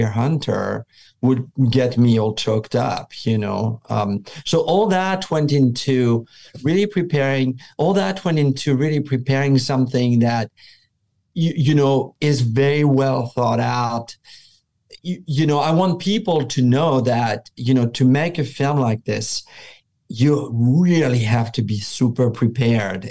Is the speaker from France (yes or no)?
yes; France; moved away; I grew up in France